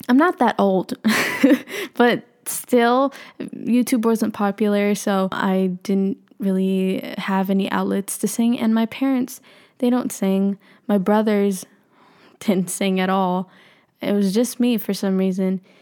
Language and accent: English; Philippines; I'm Filipino